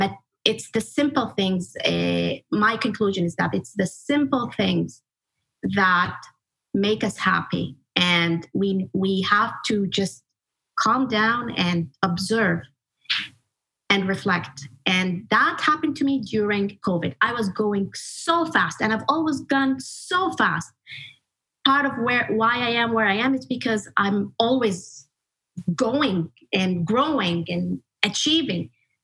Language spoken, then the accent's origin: English; Kuwait; moved away as an adult; also born or lived in Egypt; And I grew up in Kuwait most of my life up until about 18 or 19 years of age. And I grew up in a very traditional family.